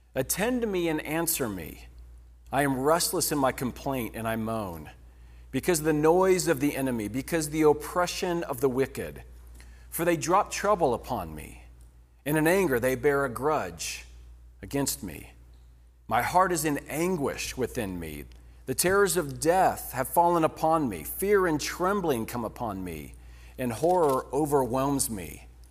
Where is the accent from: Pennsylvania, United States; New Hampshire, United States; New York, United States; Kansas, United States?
Kansas, United States; moved away as an adult; also born or lived in Lawrence, Kansas; we moved from Kansas, uh, Lawrence, Kansas.